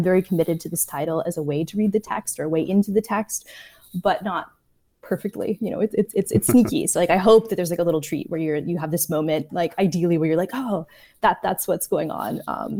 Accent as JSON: {"language": "English", "region": "Prague", "country": "Czechia", "tie": "born or raised there", "said": "I grew up in Prague in Czechia and was really impacted early on by like Czech New Wave films."}